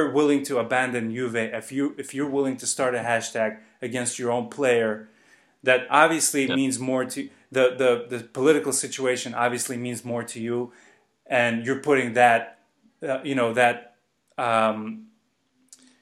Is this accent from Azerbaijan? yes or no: yes; Baku, Azerbaijan; I grew up in Azerbaijan.